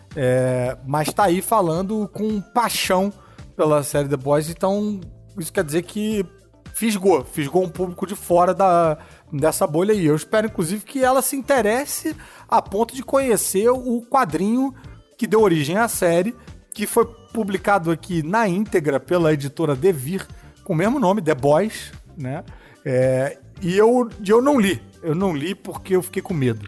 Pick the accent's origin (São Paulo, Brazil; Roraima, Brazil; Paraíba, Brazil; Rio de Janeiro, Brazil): Rio de Janeiro, Brazil; eu sou do Rio